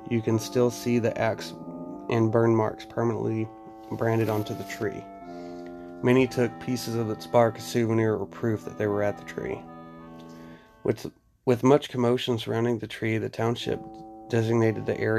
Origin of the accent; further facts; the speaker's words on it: New Jersey, United States; Growing up in Somerset County, it was almost a rite of passage to hear the check out the rumors surrounding the ever so spooky Devil's Tree in Basking Ridge.